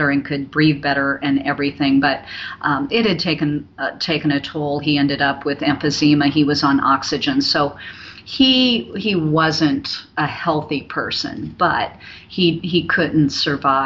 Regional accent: Omaha, Nebraska, United States; I'm born and raised in Omaha.

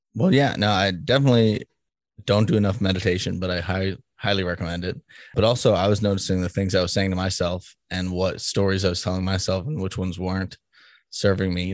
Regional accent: Boston, Massachusetts, United States; now in Kansas, United States; I'm from Boston, so I know that the difference a little bit living in a Democratic state

